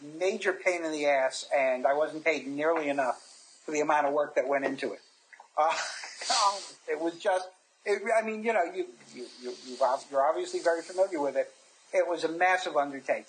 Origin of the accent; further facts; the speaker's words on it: New York, United States; I'm from New York